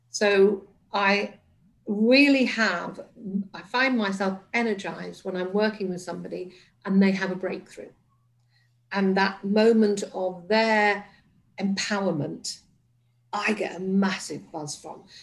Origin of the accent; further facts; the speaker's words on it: Liverpool, North West England, United Kingdom; born there; And I was born in Liverpool, and my mother had this thing about accents defined you and could often confine you.